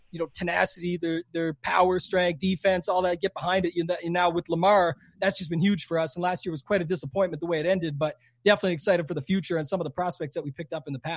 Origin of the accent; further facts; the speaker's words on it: Canada; most people would say this that know me quite well is I'm way more American than I am Canadian.